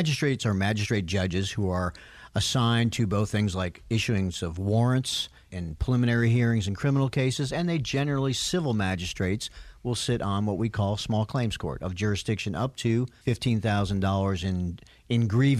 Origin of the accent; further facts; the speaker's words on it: Miami Beach, Florida, United States; born there; I was born in Miami Beach. My parents, New Yorkers, were in Florida when I was born.